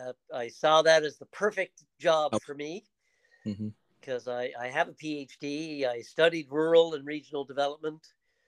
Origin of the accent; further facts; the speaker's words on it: Newfoundland and Labrador, Canada; also born or lived in Toronto; I often say I'm a typical Newfoundlander of my generation. I was born in Toronto.